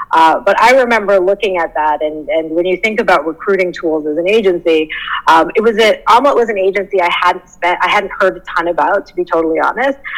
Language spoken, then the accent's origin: English; Canada; moved away as an adult; also born or lived in Southern California; I'm Canadian. So I guess the story begins as a Canadian transport in Southern California